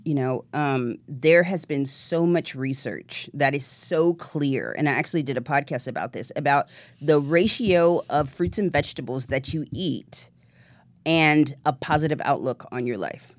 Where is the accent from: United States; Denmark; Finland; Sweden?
United States; the South; I'm a Southern girl